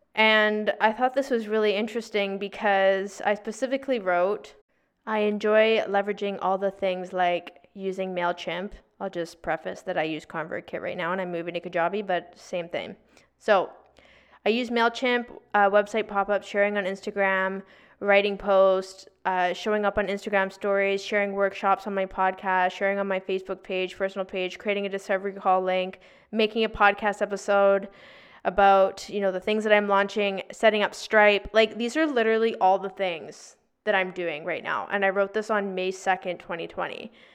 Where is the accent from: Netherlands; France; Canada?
Canada; Victoria, British Columbia; moved away as an adult; also born or lived in Toronto / Vancouver; I'm originally from Victoria